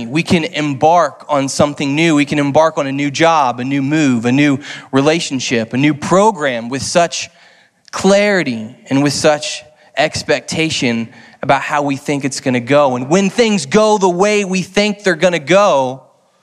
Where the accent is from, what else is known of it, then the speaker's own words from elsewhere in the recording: Lee's Summit, Missouri, United States; moved away as an adult; now in St. Louis, United States; I grew up in Lee Summit. For those of you who know who Lee Summit, outside of KC